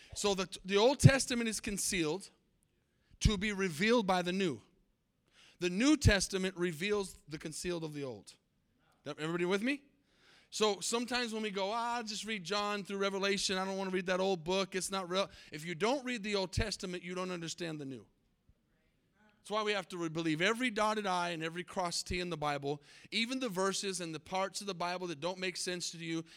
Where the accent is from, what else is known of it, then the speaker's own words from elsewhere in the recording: Albuquerque, New Mexico, United States; I was born in Albuquerque, New Mexico. I'm New Mexican